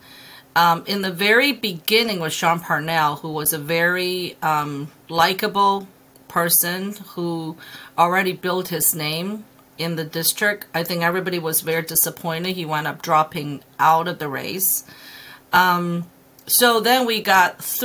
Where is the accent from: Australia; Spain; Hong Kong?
Hong Kong; also born or lived in China; now in Pennsylvania, United States; I'm an immigrant from Hong Kong and China coming to Pennsylvania.